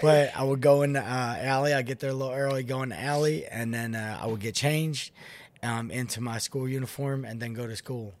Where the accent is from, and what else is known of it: Philadelphia, Pennsylvania, United States; born or raised there; moved away as an adult; also born or lived in Florida